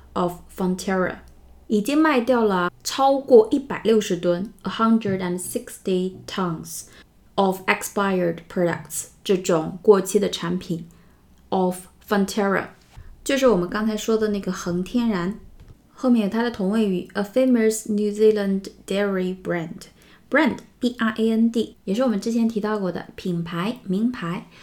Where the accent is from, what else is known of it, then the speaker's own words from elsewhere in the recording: China; 因为我们中国人对奶制品的新闻会比较敏感